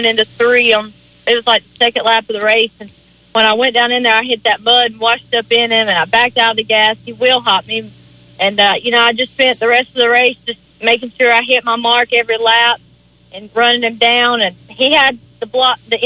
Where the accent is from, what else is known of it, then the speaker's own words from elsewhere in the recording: Shelby, North Carolina, United States; I'm from Shelby, North Carolina